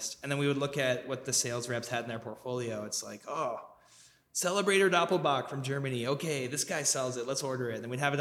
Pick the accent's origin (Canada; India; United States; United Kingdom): Canada; Victoria, British Columbia; now in Calgary, Canada; I grew up in Victoria, BC